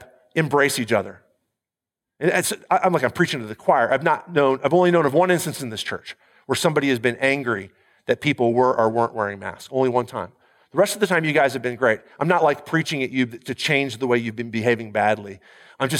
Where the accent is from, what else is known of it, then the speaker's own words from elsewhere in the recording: United States; I'm an American